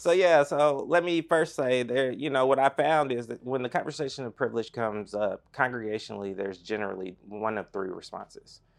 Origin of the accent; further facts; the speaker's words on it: Atlanta, Georgia, United States; I'm from Atlanta